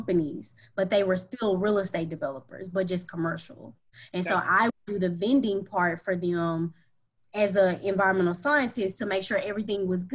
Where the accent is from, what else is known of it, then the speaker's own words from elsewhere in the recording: Dallas, Texas, United States; also born or lived in Houston, Texas; I'm from Dallas, Texas